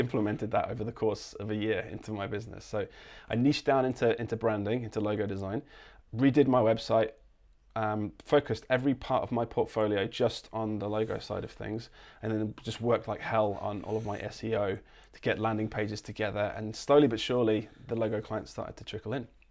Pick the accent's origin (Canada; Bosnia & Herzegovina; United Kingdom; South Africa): United Kingdom; Lincolnshire, East Midlands; also born or lived in London; now in Gold Coast, Australia; I'm actually from, uh, uh, East Midlands. I'm from Lincolnshire, but I'd lived in London for a good ten years